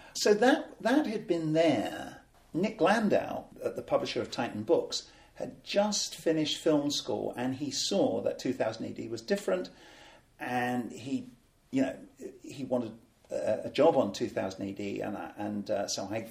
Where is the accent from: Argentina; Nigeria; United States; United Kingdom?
United Kingdom; we're neither American, we're not European, we are unique